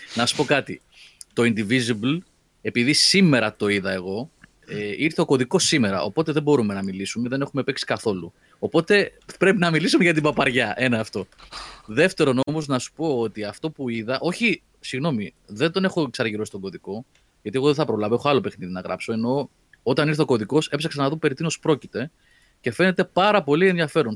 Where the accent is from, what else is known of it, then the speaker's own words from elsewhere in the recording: Athens, Attica, Greece; μπορεί να μεγάλωσα στην Αθήνα